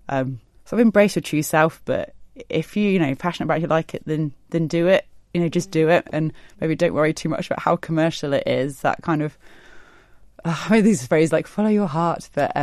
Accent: South East England, United Kingdom; now in Isle of Man; I've got a lot of family here, so we moved over from the southeast.

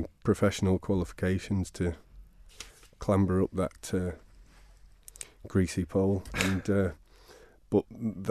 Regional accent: Ramsey, Isle of Man; also born or lived in Laxey; But I grew up in Ramsey from seven, before that in Laxey.

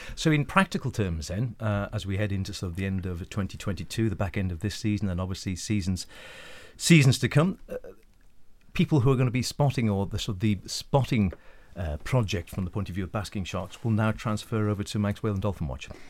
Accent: Isle of Man; born or raised there

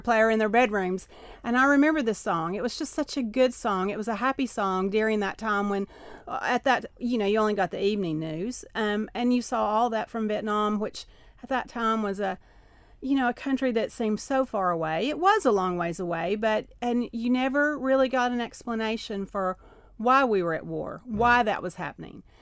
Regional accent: Knoxville, Tennessee, United States; accent: Appalachian; Knoxville, where I was raised

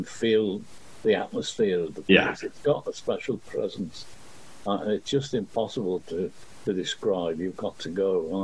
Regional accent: Liverpool, North West England, United Kingdom; I was born in Liverpool, in the same hospital that all my kids were born in, Oxford Street Maternity Hospital

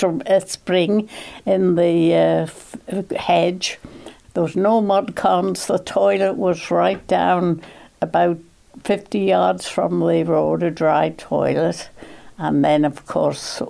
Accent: Isle of Man; I was born in Bruce, out at Lonnon. I had two brothers, one sister, and we came to Groudle. We went to Onken School

